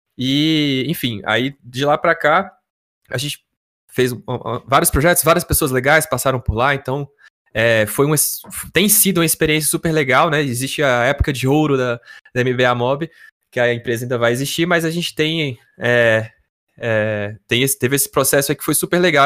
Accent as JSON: {"language": "Portuguese", "town": "Brasília", "region": "Federal District", "country": "Brazil", "said": "eu e o Yuri, nós somos de Brasília"}